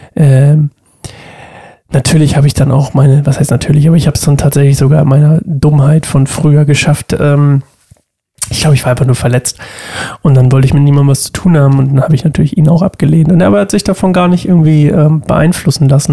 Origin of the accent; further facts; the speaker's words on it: Oldenstadt, Germany; in Oldenstadt gegangen, wo ich herkomme